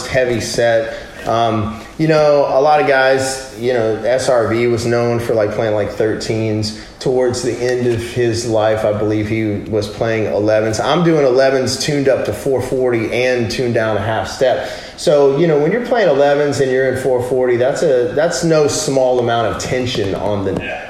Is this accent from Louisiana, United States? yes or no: yes; Louisiana, United States; also born or lived in California; I'm from Louisiana. We got a place down there. My family's all in Louisiana